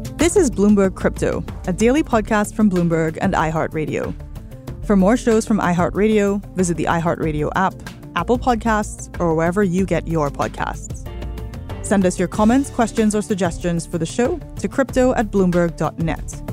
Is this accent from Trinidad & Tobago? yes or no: yes; Trinidad & Tobago; I am from an island in the Caribbean, Trinidad